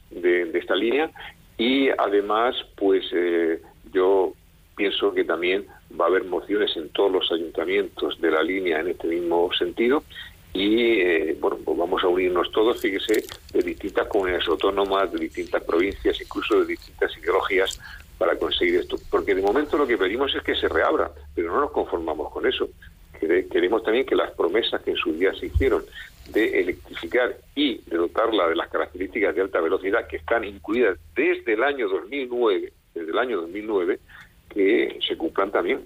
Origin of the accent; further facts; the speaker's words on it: Spain; tenemos como españoles